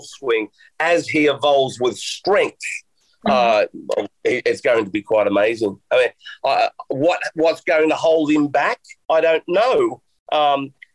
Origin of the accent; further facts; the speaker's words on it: Australia; moved away; also born or lived in United Kingdom; I grew up here in Australia all the time under blue skies and it being hot